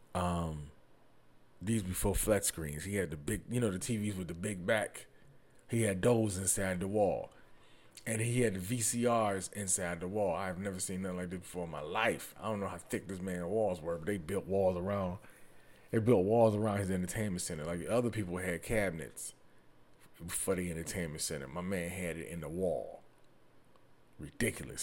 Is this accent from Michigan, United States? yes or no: yes; Detroit, Michigan, United States; I'm from Detroit